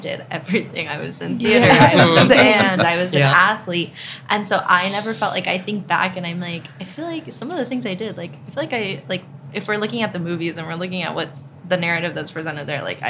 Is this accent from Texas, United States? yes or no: yes; Texas, United States; I grew up incredibly religious. I'm from Texas. So small community